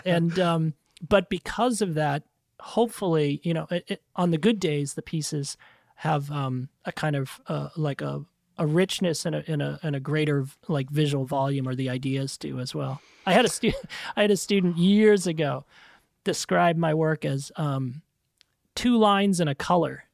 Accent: New England, United States; I grew up in New England and, you know, big Irish Italian family on the East Coast

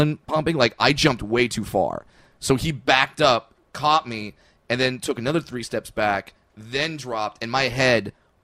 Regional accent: Orange County, California, United States; I'm from Orange County, California.

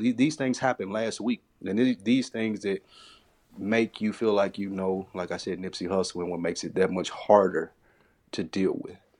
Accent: Tennessee, United States; I'm from Tennessee, so we walked down to the state fair. It's, like, a couple blocks from my house.

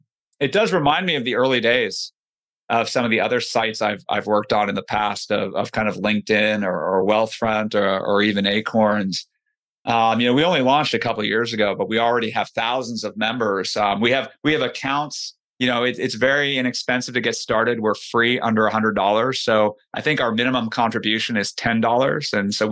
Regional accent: California, United States; You know, I grew up in the Bay Area.

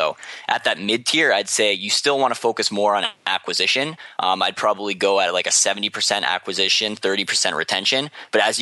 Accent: Canada

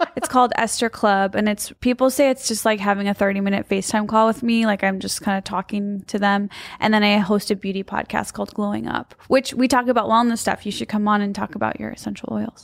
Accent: Midwest, United States; I'm from the Midwest

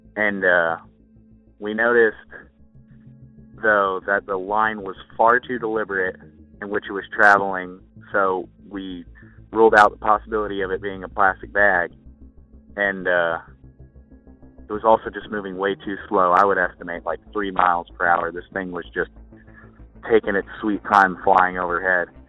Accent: Kansas City, Missouri, United States; I'm from Missouri, in the uh, Kansas City area

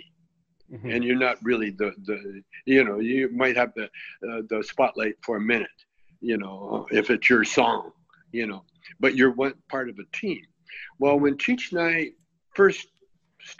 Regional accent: Calgary, Alberta, Canada; moved away as an adult; When I grew up in Calgary, if I wanted to go to the beach, we had to drive like, 200 miles to Sylvan Lake

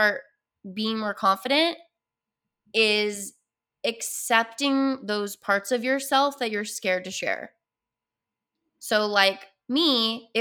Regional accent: Utah, United States; I grew up in Utah

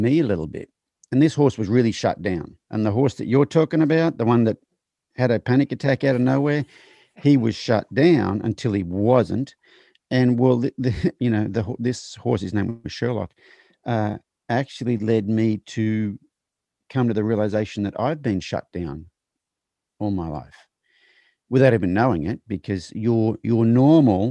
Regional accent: Australia; moved away as an adult; now in United States; I'm from Australia

